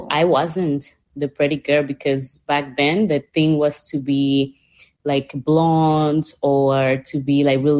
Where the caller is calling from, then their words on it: Panama; English is a second language; T, I'm saying hi from Panama. I want to say